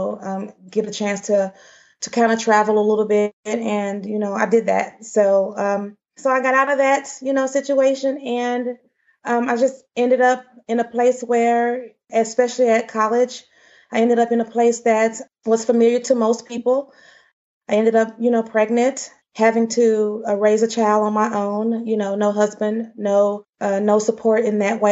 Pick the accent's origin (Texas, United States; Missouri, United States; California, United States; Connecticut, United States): Texas, United States; Dallas; I grew up in South Dallas